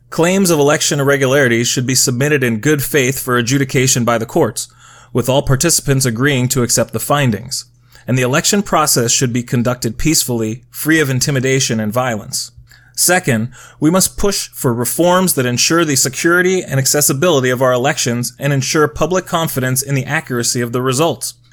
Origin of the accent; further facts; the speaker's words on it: Georgia, United States; Politicians in my home state of Georgia, as well as in others such as Texas and Florida